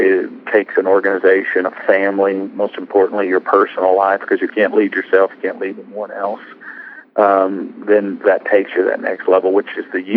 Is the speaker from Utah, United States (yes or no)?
no; Arkansas, United States; Walmart, which happens to be in my home state